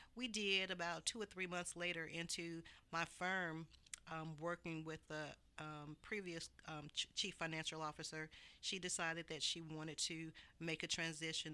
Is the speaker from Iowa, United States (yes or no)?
no; Montgomery, Alabama, United States; moved away; I am from Montgomery, Alabama.